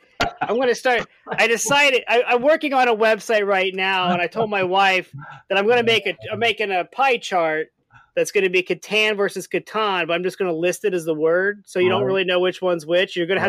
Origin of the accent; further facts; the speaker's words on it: outside Indianapolis, United States; moved away; I grew up outside Indianapolis, so I got a lot of friends and family in the area